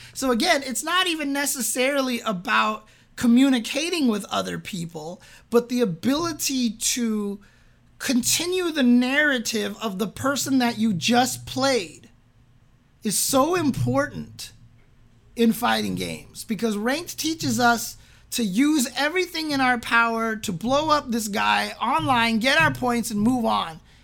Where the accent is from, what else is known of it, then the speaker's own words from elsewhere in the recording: San Bernardino, California, United States; I grew up in San Bernardino.